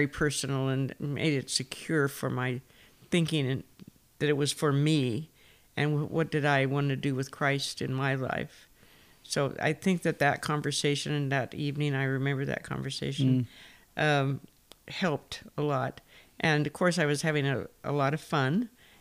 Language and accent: English; Fresno, California, United States; moved away as an adult; now in Albania; I'm from Fresno. I was born here and grew up in First Press